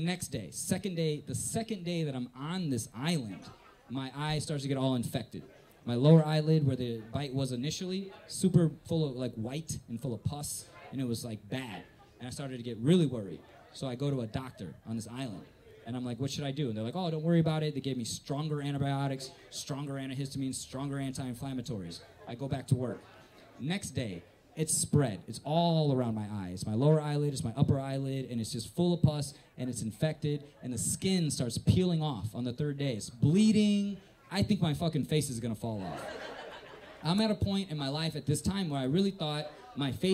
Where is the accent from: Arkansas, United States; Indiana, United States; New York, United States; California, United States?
Indiana, United States; Northwest; also born or lived in South Korea; I'm from Northwest Indiana